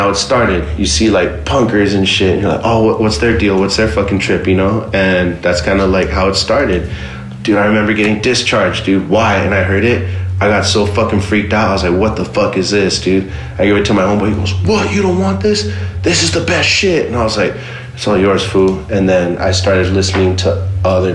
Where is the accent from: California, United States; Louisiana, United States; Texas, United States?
California, United States; West Covina; also born or lived in Monterey Park; I grew up in West Covina. Initially, my family was from Monterey Park